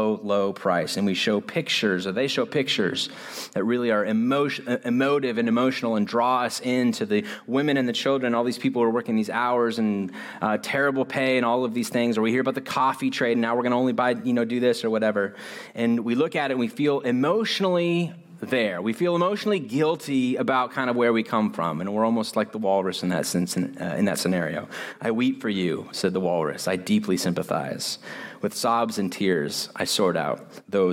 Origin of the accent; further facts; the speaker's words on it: United States; I'm so American